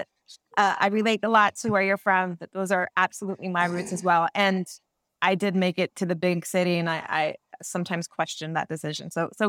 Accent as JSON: {"language": "English", "region": "Central California", "country": "United States", "tie": "born or raised there", "moved": "yes", "said": "I was born and raised in Central California as well. Si se puede, the roots of Cefap Chavez live well in me."}